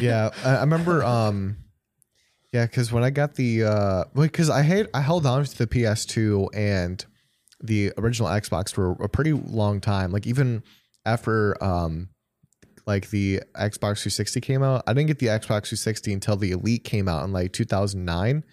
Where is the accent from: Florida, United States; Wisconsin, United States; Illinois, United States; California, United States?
Wisconsin, United States; near Janesville